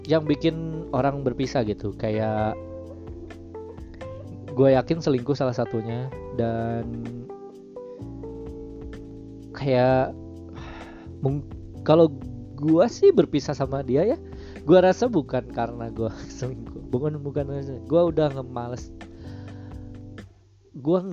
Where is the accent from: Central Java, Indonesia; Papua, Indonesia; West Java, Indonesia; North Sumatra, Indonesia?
West Java, Indonesia; accent: Sundanese; lingkungan gue kan Sunda terus ngomong Sundanya kental banget